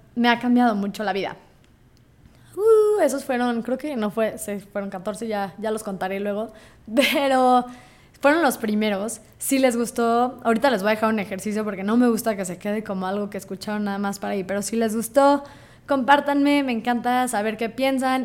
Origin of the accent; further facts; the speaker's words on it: Mexico; siendo judío mexicana